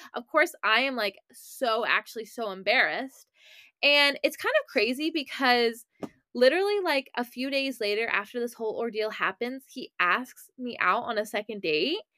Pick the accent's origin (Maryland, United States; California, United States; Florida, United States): Maryland, United States; I'm from Maryland